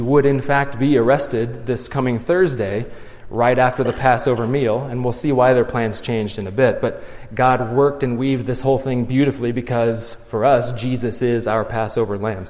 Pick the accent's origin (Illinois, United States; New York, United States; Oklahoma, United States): Illinois, United States; Morton; I'm from Morton, so Pumpkin Festival is a big deal.